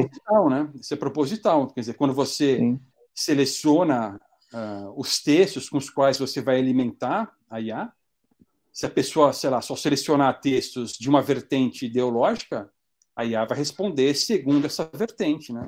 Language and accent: Portuguese; Brazil; moved away as an adult; now in North Macedonia; eu sou brasileiro